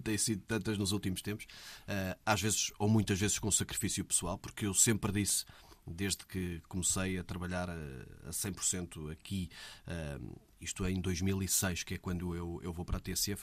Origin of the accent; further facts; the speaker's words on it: Almeirim, Centro, Portugal; Eu nunca saí de Almeirim